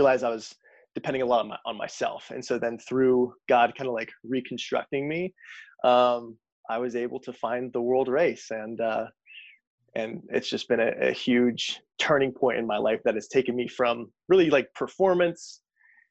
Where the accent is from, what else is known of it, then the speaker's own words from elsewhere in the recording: Latrobe, Pennsylvania, United States; also born or lived in Pittsburgh, Pennsylvania; I grew up in Latrobe